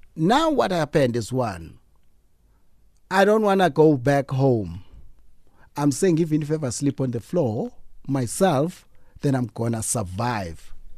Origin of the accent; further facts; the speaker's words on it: East London, Eastern Cape, South Africa; we grew up in East London